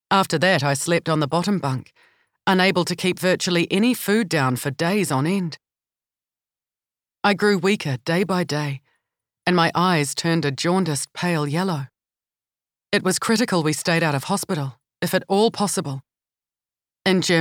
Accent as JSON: {"language": "English", "town": "Palmerston North", "region": "Manawatū-Whanganui", "country": "New Zealand", "tie": "born or raised there", "said": "Growing up in Palmerston North, near Massey University, and the DSIR, many of our neighbours and parents' friends were professionals and visiting academics from different parts of the world"}